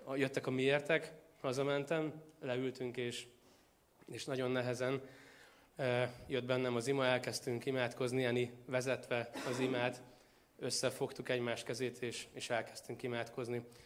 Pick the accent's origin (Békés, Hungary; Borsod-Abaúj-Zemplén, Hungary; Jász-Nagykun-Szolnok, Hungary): Jász-Nagykun-Szolnok, Hungary; Tószeg; moved away; én Tószegről származom Szolnok mellől